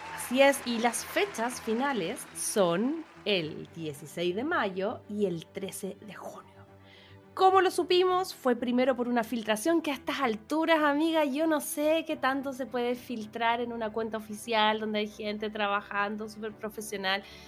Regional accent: Chile; moved away as an adult; como chilena

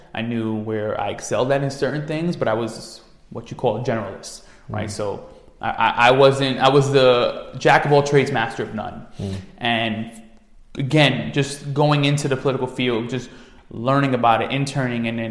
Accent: New York City, New York, United States; growing up in the Bronx, it's New York City as a whole

